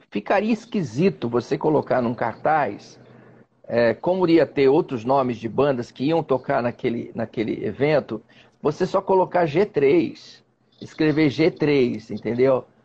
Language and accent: Portuguese; São Paulo, Brazil; Sou paulistano.